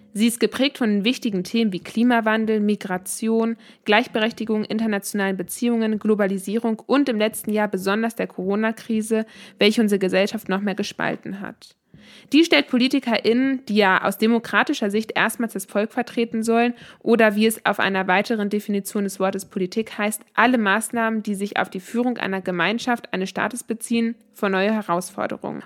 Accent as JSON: {"language": "German", "town": "Bielefeld", "region": "North Rhine-Westphalia", "country": "Germany", "tie": "born or raised there", "also_born_or_lived": "Finland / Canada", "said": "Ich bin in Bielefeld geboren und aufgewachsen"}